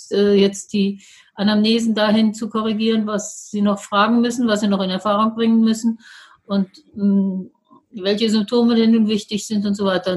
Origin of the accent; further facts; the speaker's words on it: Berlin, Germany; als Berliner Großstadtkind